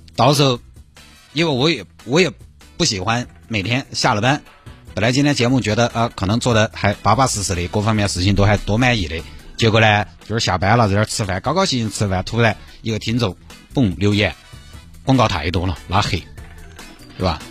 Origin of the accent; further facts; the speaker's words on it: Sichuan, China; 因为我们是四川人